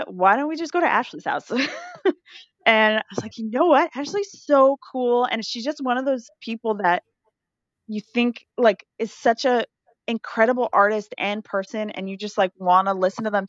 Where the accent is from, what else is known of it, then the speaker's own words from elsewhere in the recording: Canada; as a Canadian